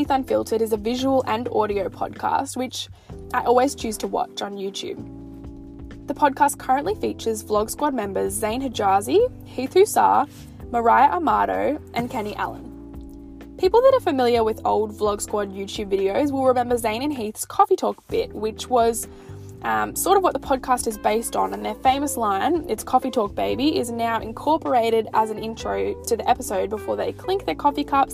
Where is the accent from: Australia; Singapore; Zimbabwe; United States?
Australia; Because I'm Australian